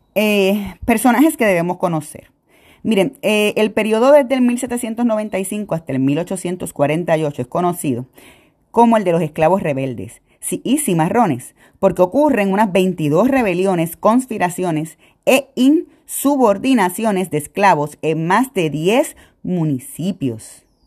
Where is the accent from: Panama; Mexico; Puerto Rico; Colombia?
Puerto Rico; nos entendimos puertorriqueños